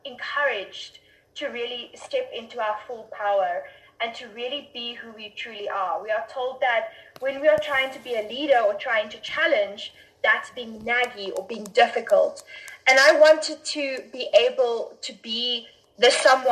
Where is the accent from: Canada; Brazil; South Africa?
South Africa; I'm from South Africa